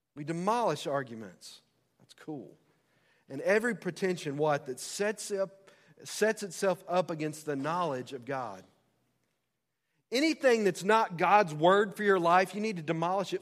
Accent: United States; As American citizens

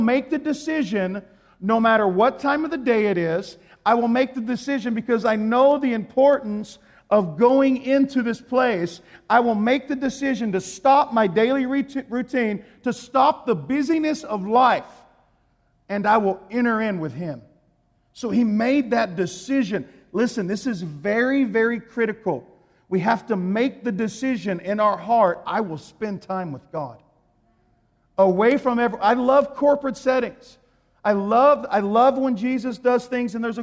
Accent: Texas, United States; I'm from Texas

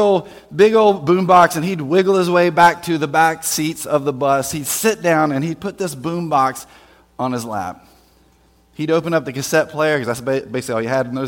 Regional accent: Winston-Salem, North Carolina, United States; I grew up in Winston-Salem, North Carolina, actually outside of Winston-Salem, North Carolina, in Forsyth County

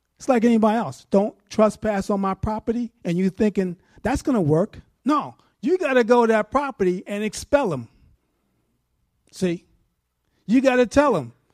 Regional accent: New York, United States; moved away; I'm from New York.

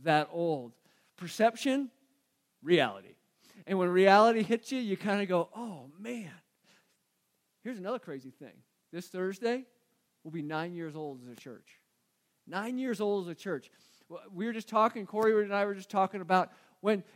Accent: Phoenix, Arizona, United States; I grew up in Phoenix. So growing up in Phoenix, you kind of remember all the radio stations

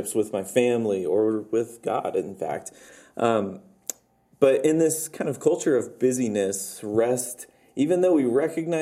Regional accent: United States; as an American

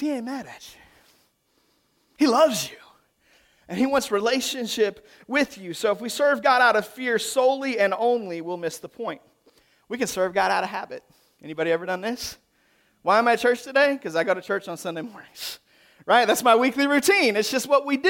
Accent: the South, United States; that's how we do it in the South

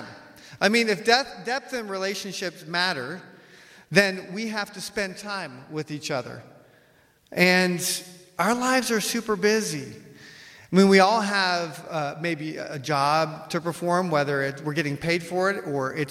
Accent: United States; I'm from the West, I'm American

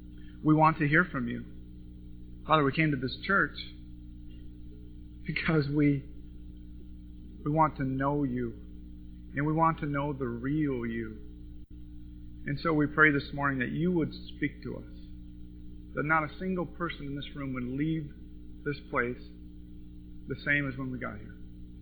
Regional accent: Montana, United States; moved away as an adult; now in California, United States; But anyway, I grew up in Montana. I moved to California in 1986 with a film degree, motion picture film degree

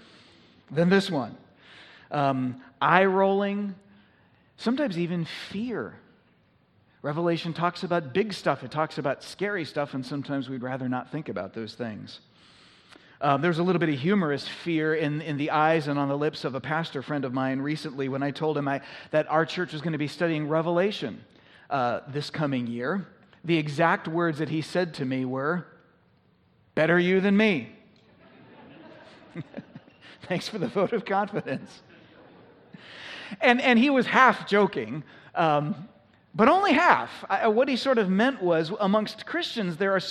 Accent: United States; we have been a little bit less of a minority in our society over the course of our nation's history

